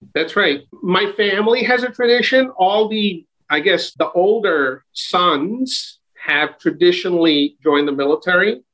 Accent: New York City, New York, United States; also born or lived in Brooklyn, New York; I grew up in Queens, in Jackson Heights and Elmhurst

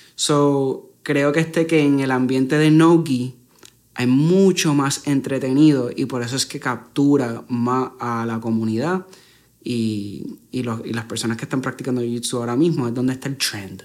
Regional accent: Puerto Rico

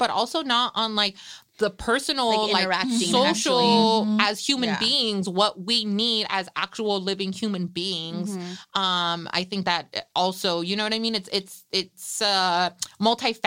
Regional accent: Salinas, California, United States; I'm a product of East Salinas. I grew up on the East Side

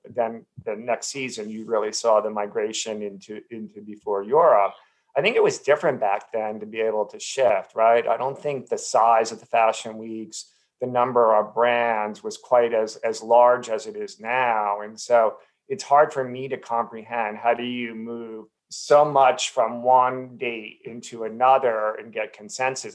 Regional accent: New Jersey, United States; I grew up in New Jersey

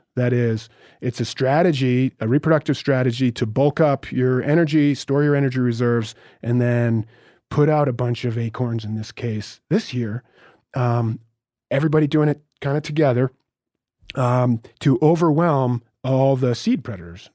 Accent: Vermont, United States; I'm from Vermont

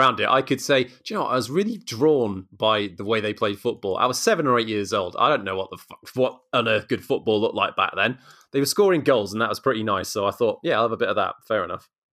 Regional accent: South Wales, United Kingdom; I'm actually from South Wales

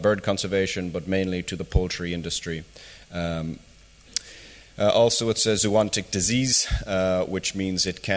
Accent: Ireland; moved away; I'm from Ireland myself initially

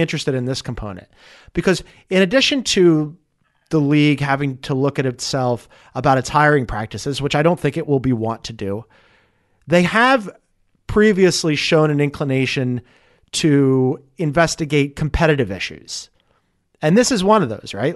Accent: Philadelphia, Pennsylvania, United States; as a Philadelphian

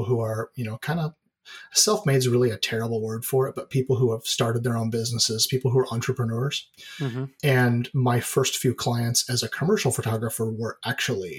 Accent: Oregon, United States; also born or lived in California; I'm pretty much a lifelong Oregonian. I was born in California, but I don't really count that. But I've lived here my whole life

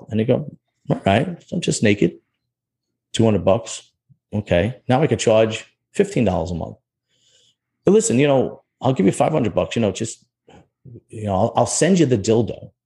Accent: New York City, New York, United States; I'm from Bensonhurst.

